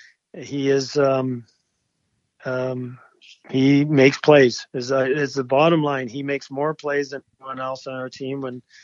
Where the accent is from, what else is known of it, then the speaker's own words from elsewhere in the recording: Edmonton, Alberta, Canada; I grew up in Edmonton.